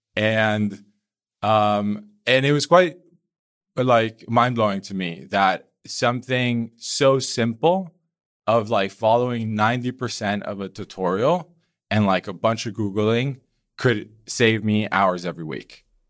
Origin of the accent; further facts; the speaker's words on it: Colombia; now in Berlin, Germany; I'm Colombian.